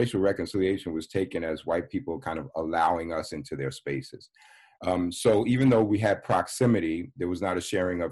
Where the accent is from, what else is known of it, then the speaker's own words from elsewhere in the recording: New York, United States; now in Chicago, United States; I grew up in New York